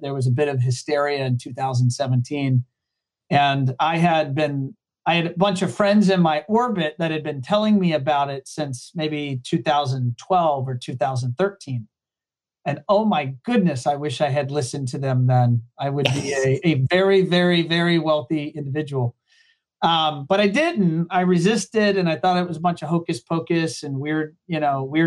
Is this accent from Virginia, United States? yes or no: yes; Hampton Roads, Southeast Virginia, United States; moved away as an adult; now in Florida, United States; I am from Southeast Virginia, often called Hampton Roads. I grew up there